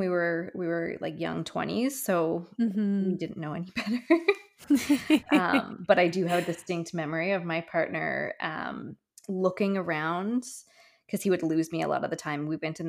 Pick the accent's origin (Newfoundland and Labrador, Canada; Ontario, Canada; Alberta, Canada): Newfoundland and Labrador, Canada; I think that's growing up in Newfoundland where it's, you know, a good day is 10 degrees and 25 is probably the highest it gets in the middle of July.